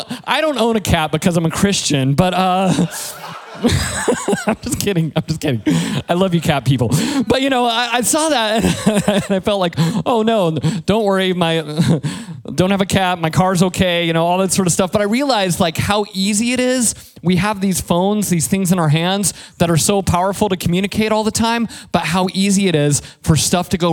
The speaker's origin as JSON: {"language": "English", "region": "Colorado", "country": "United States", "moved": "yes", "said": "I'm from Colorado"}